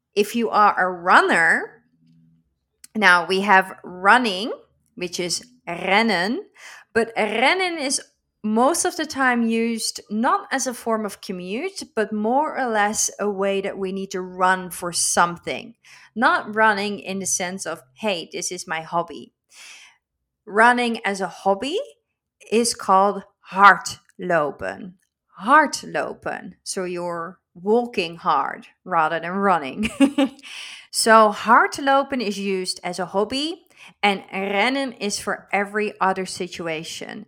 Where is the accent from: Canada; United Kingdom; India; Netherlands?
Netherlands